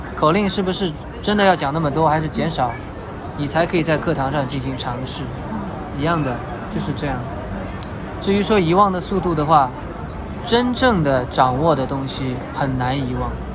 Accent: Shanghai, China; 我是上海人

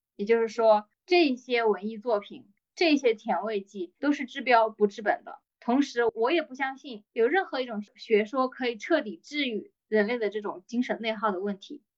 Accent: China; 我们中国人

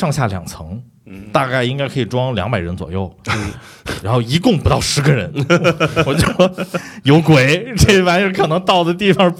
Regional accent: Beijing, China; 我有点有点感觉，就像身为北京人，

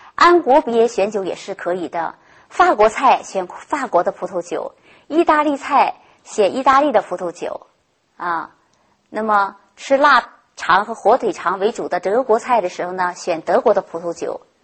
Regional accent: China; 在我国国内

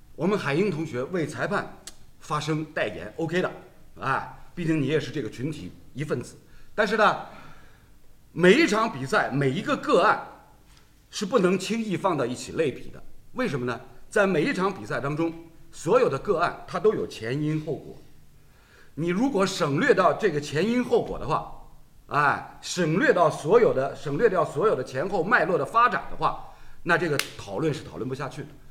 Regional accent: Shanghai, China; 阿拉作为上海人，从小看球

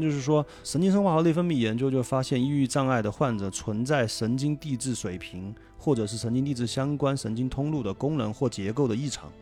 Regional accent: Sichuan, China; accent: Sichuanese; 用我们四川话说

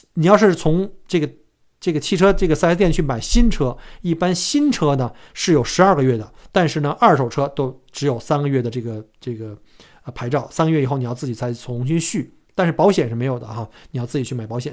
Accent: China; now in Australia; 我们中国人

